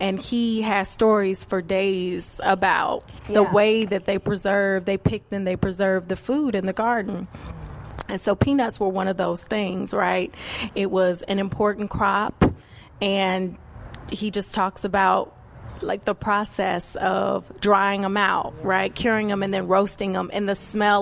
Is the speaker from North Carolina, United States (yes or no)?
yes; North Carolina, United States; moved away as an adult; also born or lived in New York; I was away from North Carolina for almost 10 years, and very much things went my way for the most part, right? We all have our moments, but things were aligning in New York in a way that left people like, wait, why are you moving back to North Carolina?